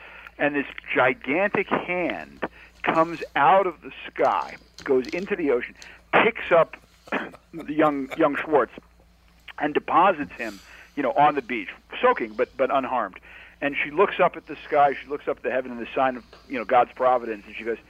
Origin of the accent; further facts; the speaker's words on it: New Jersey, United States; I grew up right outside of New York City. I grew up in North Jersey.